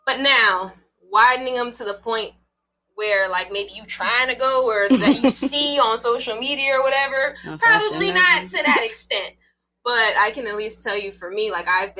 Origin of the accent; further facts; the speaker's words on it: Las Vegas, Nevada, United States; moved away as an adult; also born or lived in Louisiana; I was born and raised in Vegas